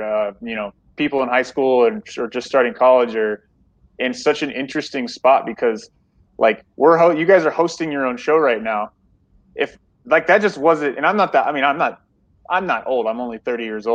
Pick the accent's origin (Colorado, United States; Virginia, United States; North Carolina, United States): Colorado, United States; moved away as an adult; also born or lived in Oregon / Oklahoma / College Station, Texas; now in El Paso, United States; I've kind of been all over the place, growing up in Colorado, going to school in Oregon